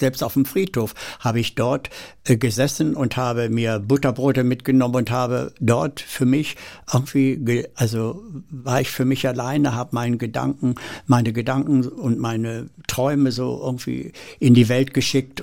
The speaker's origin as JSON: {"language": "German", "town": "Seelze", "region": "Lower Saxony", "country": "Germany", "tie": "born or raised there", "also_born_or_lived": "Hettershausen, Göttingen district", "said": "wir sind dann von dort aus äh, zu meinem Großvater nach Letter bei Hannover gekommen"}